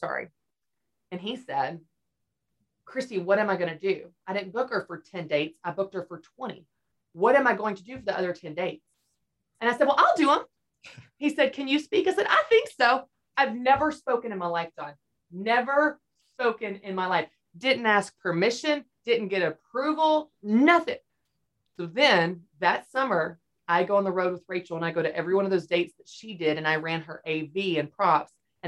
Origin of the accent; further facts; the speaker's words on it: Nashville, Tennessee, United States; I don't even have to move. I'm from Nashville.